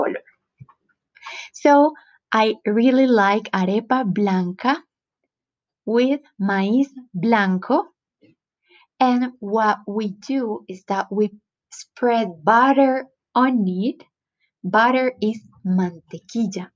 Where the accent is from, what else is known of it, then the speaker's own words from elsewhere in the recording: Antioquia, Colombia; accent: paisa; English is a second language; I was raised in Antioquia, the department where Medellín is located